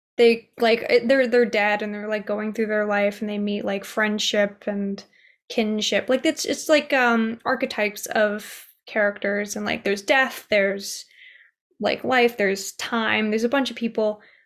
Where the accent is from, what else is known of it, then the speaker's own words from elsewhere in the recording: United States; I was born here in America